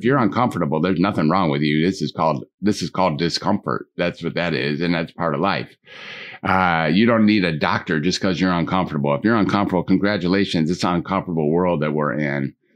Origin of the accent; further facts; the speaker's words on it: Detroit, Michigan, United States; I was growing up in Detroit